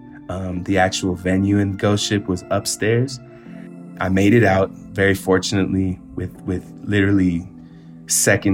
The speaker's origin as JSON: {"language": "English", "town": "Richmond", "region": "California", "country": "United States", "tie": "born or raised there", "moved": "as an adult", "lives_now": "Mexico City, Mexico", "said": "growing up in Richmond, it's like the first time I got held up at gunpoint, I was 12"}